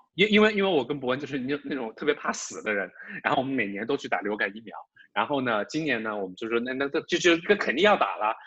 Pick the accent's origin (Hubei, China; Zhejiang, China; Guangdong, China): Hubei, China; Wuhan; moved away as an adult; now in Beijing, China; 你你你你的家乡是哪？我说武汉，the epicenter of the COVID-19 crisis。